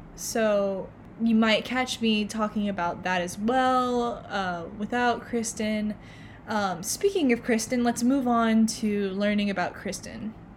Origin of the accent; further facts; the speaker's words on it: Oklahoma, United States; I am actually from Oklahoma